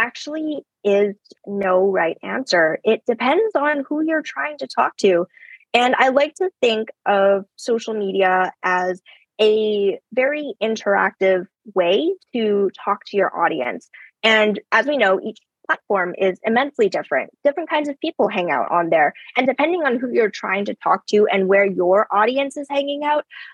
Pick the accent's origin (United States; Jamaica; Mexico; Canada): Canada; first language English; I was born here in Canada. English is my first language, and I suck at Chinese. Like, my relatives laugh at me about it all the time, but it's because I grew up here.